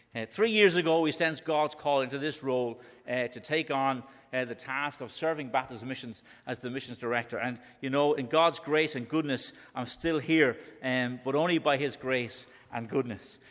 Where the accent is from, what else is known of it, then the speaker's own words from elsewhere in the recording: Dublin, Leinster, Ireland; I'm from Dublin, in case you haven't guessed that by my accent